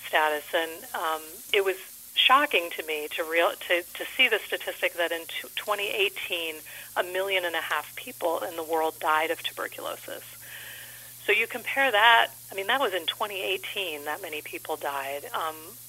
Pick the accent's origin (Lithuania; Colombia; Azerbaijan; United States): United States; Los Angeles, California; now in Saranac Lake, United States; I was actually originally from the Los Angeles area